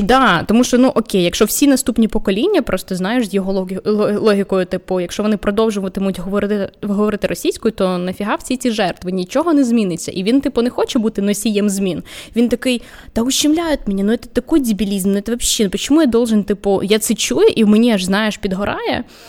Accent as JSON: {"language": "Ukrainian", "town": "Vinnytsia", "region": "Vinnytsia Oblast", "country": "Ukraine", "moved": "yes", "lives_now": "Kyiv, Ukraine", "said": "Я сама з Вінниці."}